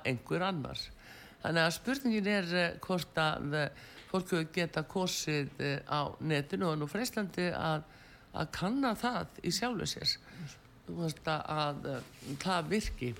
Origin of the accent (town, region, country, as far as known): Iceland